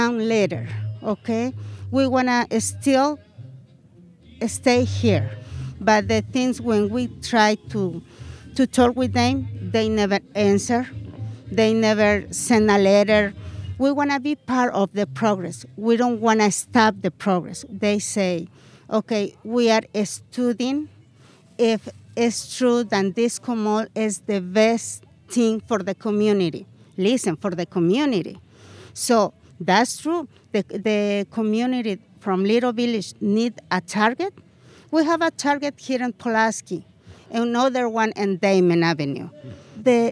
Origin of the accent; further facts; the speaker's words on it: Mexico; English is a second language; now in United States; We are immigrants from Mexico.